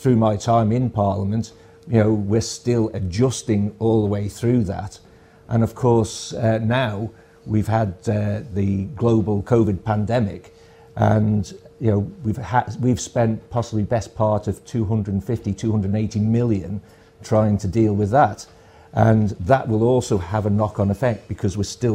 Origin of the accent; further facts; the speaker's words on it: Port St Mary, Isle of Man; also born or lived in Ballasalla; I was brought up in Port St Mary's